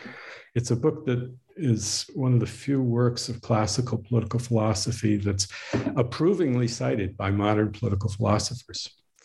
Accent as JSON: {"language": "English", "region": "Northeast", "country": "United States", "tie": "born or raised there", "said": "but I was raised in the Northeast, so this is in a way coming home."}